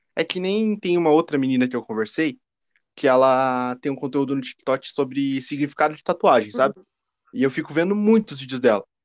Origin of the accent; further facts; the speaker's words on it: Curitiba, Paraná, Brazil; Eu sou de Curitiba